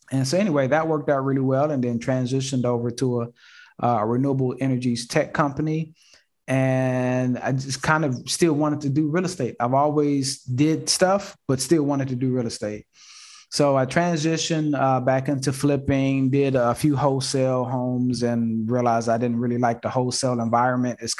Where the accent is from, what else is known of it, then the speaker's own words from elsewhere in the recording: Houston, Texas, United States; also born or lived in Detroit; I'm from Houston and Detroit. So I've been back and forth my basically in my entire life.